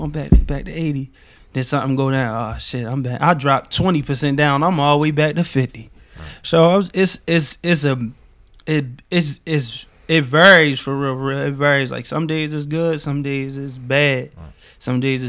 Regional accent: Baltimore, Maryland, United States; growing up in Baltimore, growing up in South Baltimore, like, no matter what part of Baltimore you in, you have to keep an edge

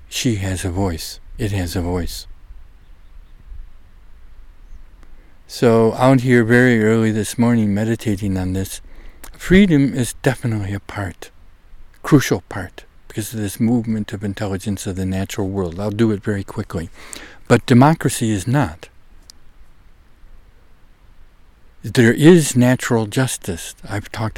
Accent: United States; also born or lived in Netherlands; a young, naive American like myself

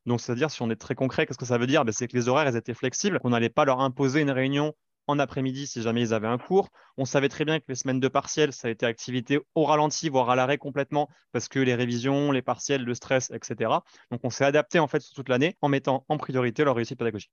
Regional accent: Libourne, Nouvelle-Aquitaine, France; en ayant grandi euh, à Libourne en Gironde, pas loin de Bordeaux

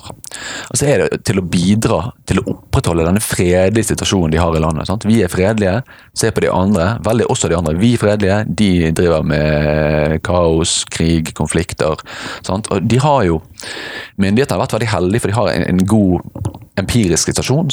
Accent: Bergen, Vestland, Norway; accent: Bergen; jeg er fra Bergen. Født og oppvokst i Fyllingsdalen

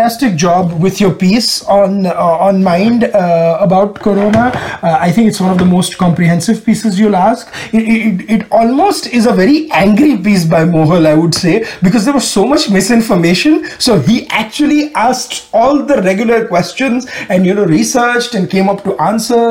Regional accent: Ahmedabad, Gujarat, India; moved away as an adult; now in Houston, United States; In my hometown of Ahmedabad

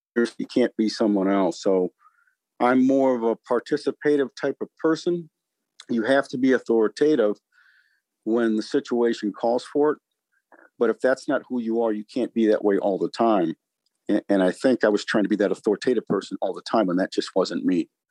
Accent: St. Paul, Minnesota, United States; moved away as an adult; I grew up in St. Paul, Minnesota

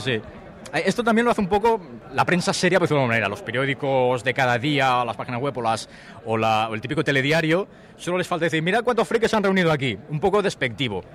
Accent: Tarragona, Catalonia, Spain; soy de Tarragona

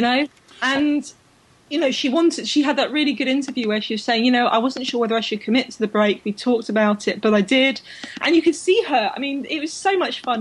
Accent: London, United Kingdom; I was so proud to be a Londoner. I was born in London. I grew up in London.

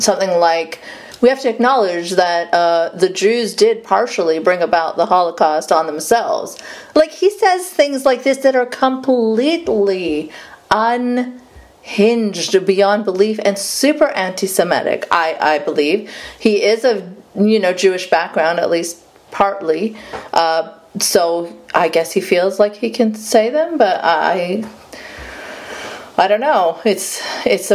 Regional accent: Saudi Arabia; moved away; growing up in Saudi Arabia

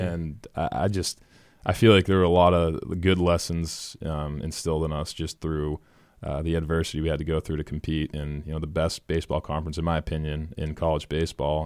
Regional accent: Lexington, Massachusetts, United States; born and raised in Lexington, Boston College grad

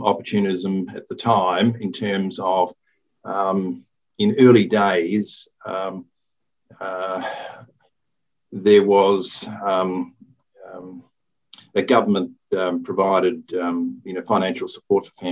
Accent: Melbourne, Victoria, Australia; now in Newcastle, Australia; I grew up in Melbourne, East St Kilda

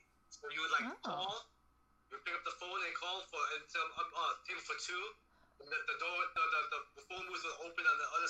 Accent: New York City, New York, United States; I grew up in Queens.

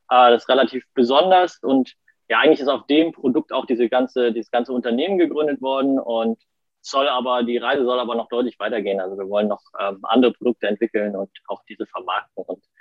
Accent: Kiel, Schleswig-Holstein, Germany; ich äh, komme aus Kiel, bin auch in Kiel geboren und aufgewachsen und ähm, ja, bin auch in Kiel zur Schule gegangen

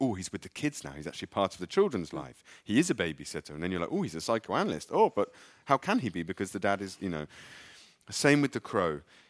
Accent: England, United Kingdom; I'm English.

